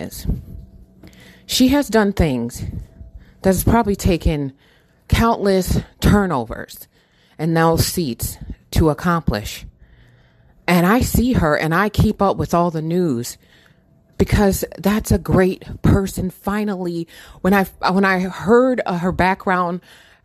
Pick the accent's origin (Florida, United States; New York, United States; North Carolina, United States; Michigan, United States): Michigan, United States; born or raised there